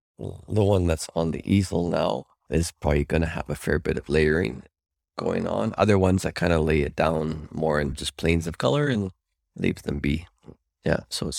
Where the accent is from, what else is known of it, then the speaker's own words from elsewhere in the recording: Calgary, Alberta, Canada; Calgary. And I went to Alberta College of Arts, where I went and did the 4-year program there.